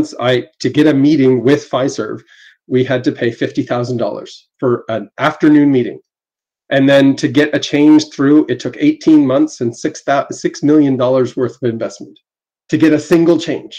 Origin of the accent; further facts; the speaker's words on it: Canada; I'm Canadian